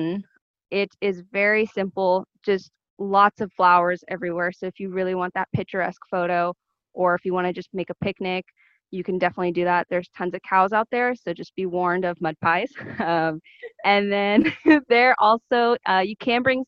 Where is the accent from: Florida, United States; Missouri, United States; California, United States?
California, United States; San Jose; I was from San Jose, California.